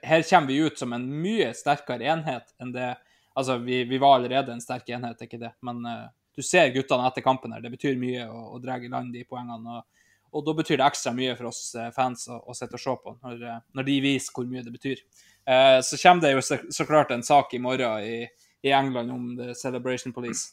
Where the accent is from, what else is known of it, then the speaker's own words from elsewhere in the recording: an island in Nordland, Norway; er jo jeg fra ei øy ute i Nordland